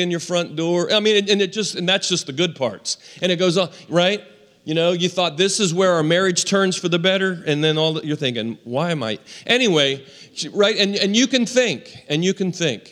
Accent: Western Maryland, United States; We were raised in Western Maryland

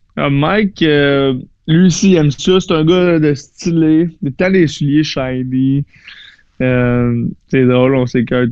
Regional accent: Saint-Jérôme, Quebec, Canada; moved away; also born or lived in Florida; je viens de Saint-Jérôme, j'ai joué pour les Lions de Saint-Jérôme

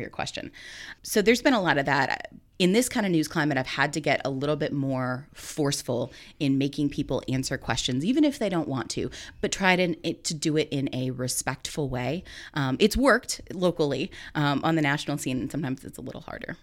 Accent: Minooka, Illinois, United States; moved away as an adult; also born or lived in Virginia; now in Muncie, United States; I'm a native of Illinois. I come from Minooka, Illinois

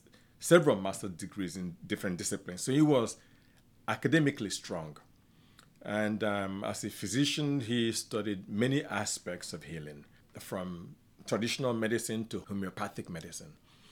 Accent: Afikpo, Ebonyi, Nigeria; I was born in a village called Afikpo, spelled A-F-I-K-P-O, in southeastern Nigeria. That's where I grew up.

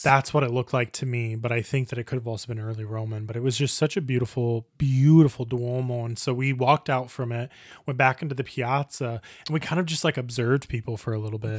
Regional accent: Indiana, United States; moved away as an adult; also born or lived in Italy; now in Croatia; growing up in Indiana, you know, my parents did not have a lot of money

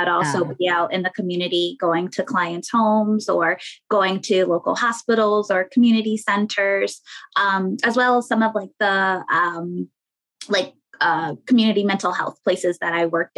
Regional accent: Rochester, New York, United States; moved away; also born or lived in Queens, New York / Springfield, Massachusetts; I'm originally from Rochester, New York

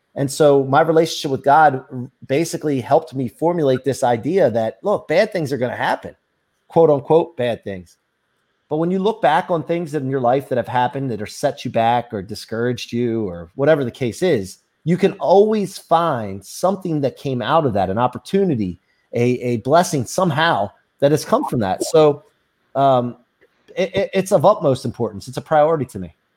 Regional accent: outside of Philly, Pennsylvania, United States; now in Ocean City, Maryland, United States; I grew up outside of Philly.

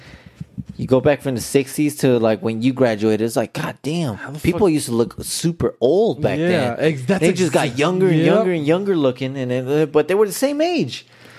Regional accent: California, United States; I mean, we grew up in Cali.

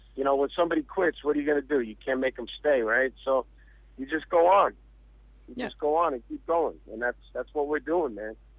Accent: New York City, New York, United States; I grew up in New York my whole life

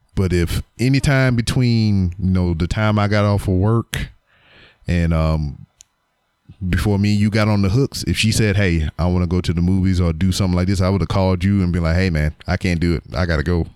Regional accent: Louisiana, United States; my teams are my state teams, my home state. Um, I'm from Louisiana

